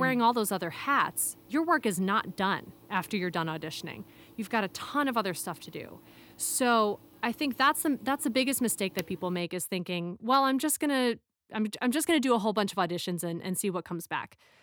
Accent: Chicago, Illinois, United States; moved away as an adult; also born or lived in Philadelphia / Hong Kong; I'm from Chi-, the Chicago area origi-, originally

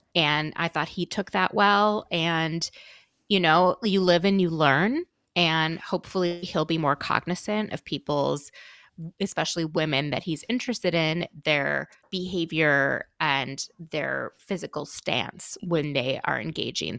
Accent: Minnesota, United States; I'm from, I'm from Minnesota

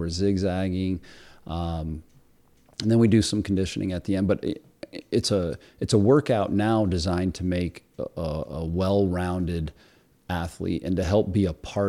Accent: Cliff Haven, United States; I grew up in Cliff Haven, even though I went to the city school district, my dad was a longtime coach.

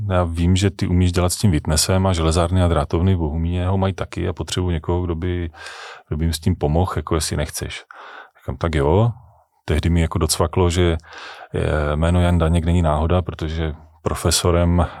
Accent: Kopřivnice, Moravian-Silesian Region, Czechia; also born or lived in Ostrava; já jsem ostravský patriot, já mám Ostravu hrozně rád, já jsem tam jsem se tam narodil, já jsem tam vystudoval, eh, jinak jsem jako z Kopřivnice

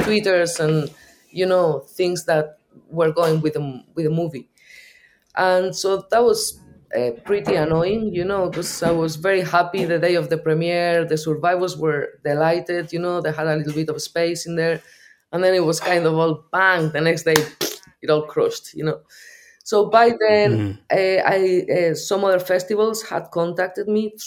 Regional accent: Basque Country, Spain; English is a second language; moved away as an adult; now in Ireland; I'm from the north of Spain. I'm a Basque. I've been here for the last 24 years.

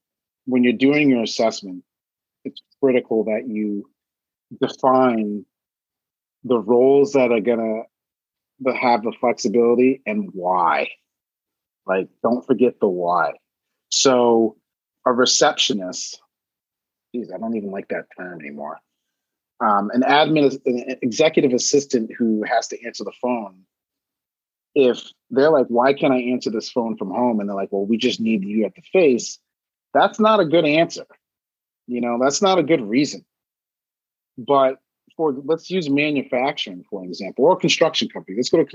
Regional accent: Maine, United States; I'm originally from Maine. Maine is the whitest state in the country.

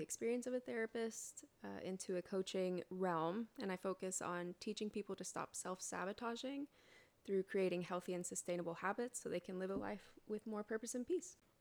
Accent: Colorado Springs, Colorado, United States; I grew up in Colorado Springs, Colorado, which is called the evangelical capital of the United States, actually

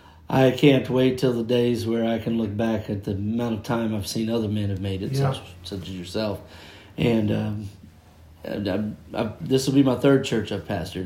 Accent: Northern Kentucky, United States; moved away as an adult; now in Carlisle, Pennsylvania, United States; I'm from Northern Kentucky, and Mom and Dad grew up underneath Brother Ely, where he pastored there at Charity Tabernacle.

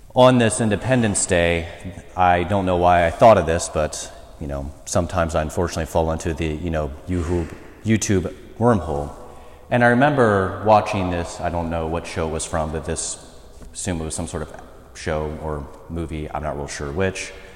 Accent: United States; as an American people, and in particular as American Catholics

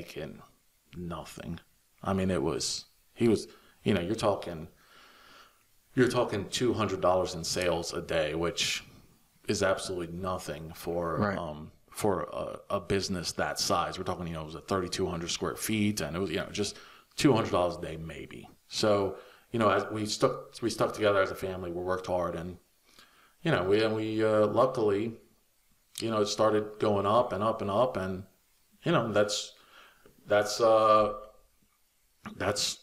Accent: near Naples, Campania, Italy; now in Charles Town, United States; We grew up in Italy. It's a little town off the coast of Naples, and or not off the coast, but, you know, right west of Naples.

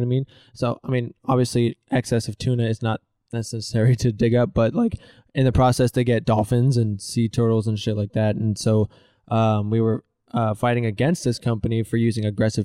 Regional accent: Elk Grove, California, United States; also born or lived in San Jose; I'm originally from Sacramento, Elk Grove, more specifically

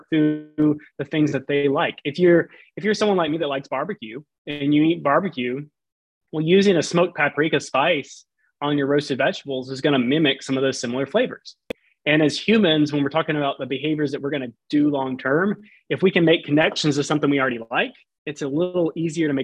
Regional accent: Southern Alabama, United States; now in Houston, United States; I grew up in Southern Alabama on the coast

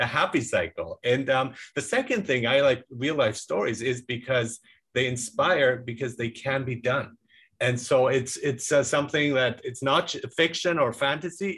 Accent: Germany; had a pretty gruff Latin teacher in high school in Germany when I was growing up

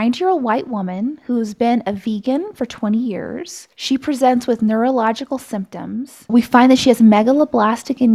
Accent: Austin, Texas, United States; now in Colorado, United States; I'm from Austin.

